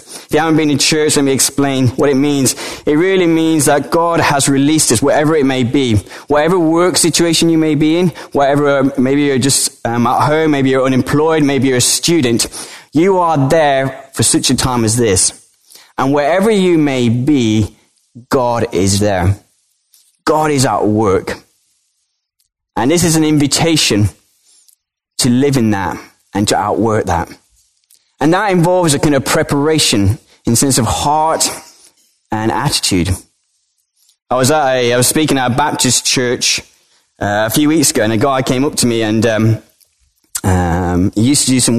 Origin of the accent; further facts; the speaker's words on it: Colombia; born there; I was born in Colombia, South America, to British parents.